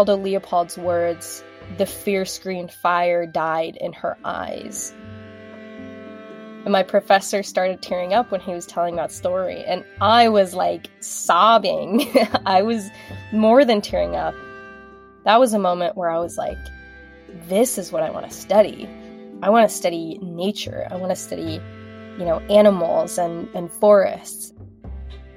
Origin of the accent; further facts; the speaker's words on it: Mapleton, Utah, United States; moved away as an adult; also born or lived in California; I grew up in Mapleton, Utah, a town of 5,000